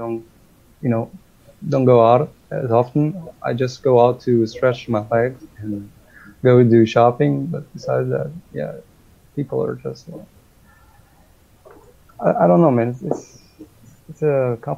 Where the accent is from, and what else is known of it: Portugal; English is a second language